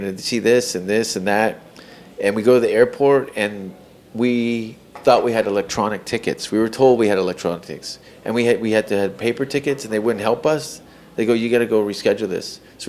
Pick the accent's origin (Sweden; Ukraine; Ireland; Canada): Canada; now in United States; I'm Canadian.